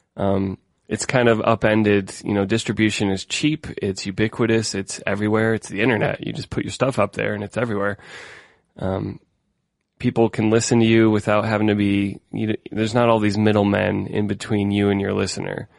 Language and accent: English; Denver, Colorado, United States; I'm from Denver, Colorado